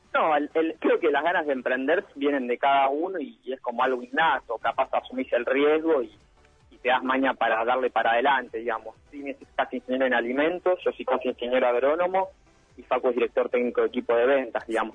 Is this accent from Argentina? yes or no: yes; Pilar, Buenos Aires Province, Argentina; somos de Pilar